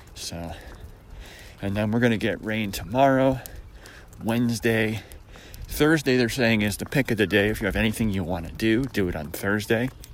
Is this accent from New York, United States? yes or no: yes; Syracuse, New York, United States; moved away; where I grew up in Syracuse was Zone 5B